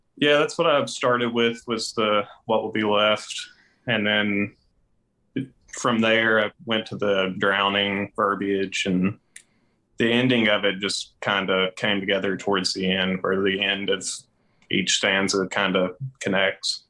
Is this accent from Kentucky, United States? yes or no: yes; Hazard, Kentucky, United States; when I was a kid, growing up in Hazard